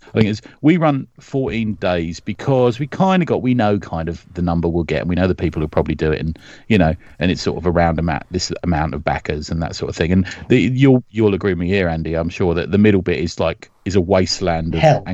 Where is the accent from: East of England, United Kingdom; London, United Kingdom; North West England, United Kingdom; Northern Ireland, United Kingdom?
London, United Kingdom; I'm not a Cockney. I'm from West London.